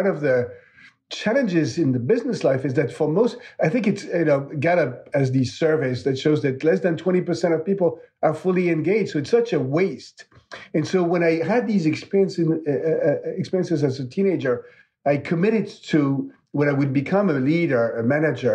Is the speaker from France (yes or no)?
yes; Lorraine, Grand Est, France; moved away; I grew up in France, in Lorraine, so close to the German border.